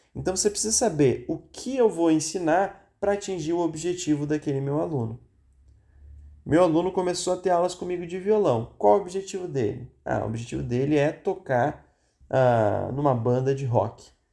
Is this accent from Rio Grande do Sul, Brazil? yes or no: yes; Rio Grande do Sul, Brazil; Eu sou gaúcho